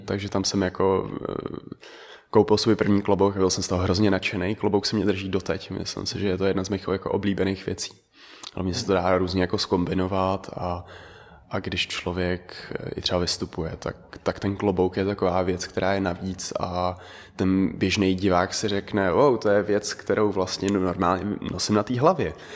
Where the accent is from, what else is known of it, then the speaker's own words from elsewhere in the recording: Czechia; first language Dutch and Czech; also born or lived in Netherlands; jsem se narodil v Holandsku, žil jsem tam 6 let, mm-hmm. pak jsem se přestěhoval sem, a takže umím holandsky a česky od základu